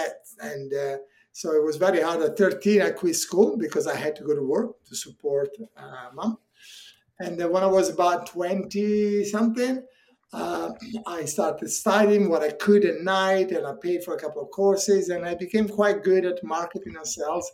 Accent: northern Italy, Italy; English is a second language; now in England; I grew up in Italy, Northern Italy

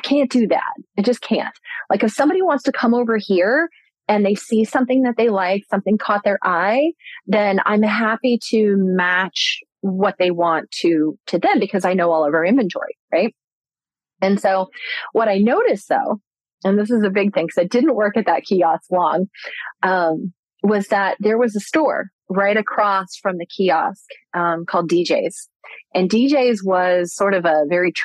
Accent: Orlando, Florida, United States; I grew up in Orlando, Florida.

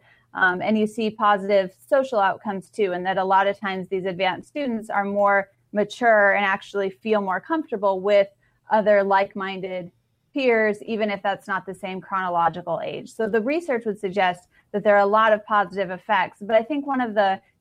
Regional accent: Iowa, United States; now in Texas, United States; I grew up in Iowa. I live in Texas now, but I grew up in Iowa

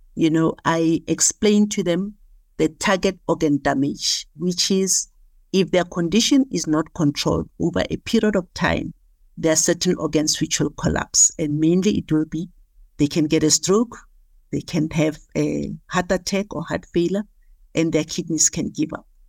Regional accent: Soweto, Gauteng, South Africa; I was born and bred in Soweto in Dobsenville

